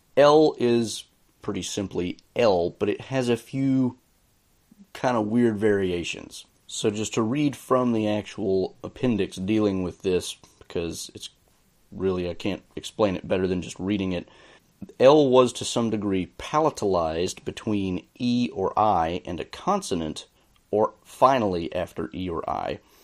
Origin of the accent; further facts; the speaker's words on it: the American South, United States; I say this as a Southerner